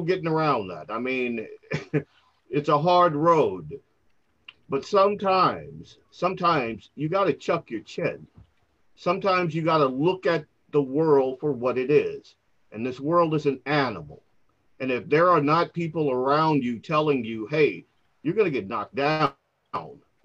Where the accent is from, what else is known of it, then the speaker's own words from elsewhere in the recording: New Orleans, Louisiana, United States; also born or lived in Catahoula Parish, Louisiana; I grew up in New Orleans, Louisiana, most of my life in Catahoula Parish, but the bulk of my school life in New Orleans, Louisiana